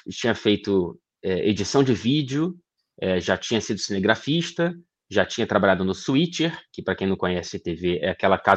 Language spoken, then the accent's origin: Portuguese; Ouro Preto, Minas Gerais, Brazil; born there; Eu, eu nasci em Ouro Preto, Minas Gerais, onde parte da minha família reside até hoje.